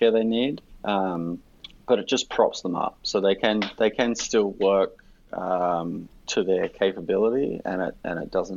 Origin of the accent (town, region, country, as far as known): Australia